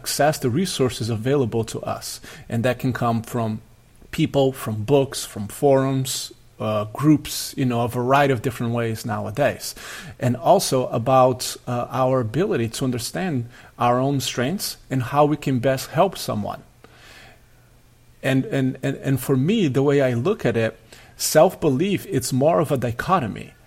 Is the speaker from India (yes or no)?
no; Brazil; moved away; I played soccer at a very high level growing up in Brazil